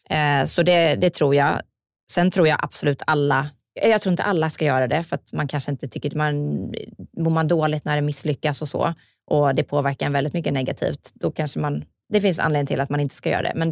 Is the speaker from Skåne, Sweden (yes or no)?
no; Jönköping, Jönköping County, Sweden; jag kommer ju från Jönköping, jag vill ju gärna ha mitt bolag där.